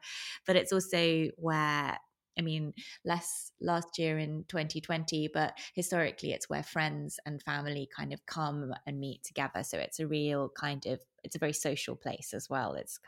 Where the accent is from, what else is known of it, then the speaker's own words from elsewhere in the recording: Venice, Veneto, Italy; also born or lived in United Kingdom; I grew up in Venice. … I'm British. I was born in the UK, but my family moved to Venice when I was 6 years old, and then I grew up here, was at school here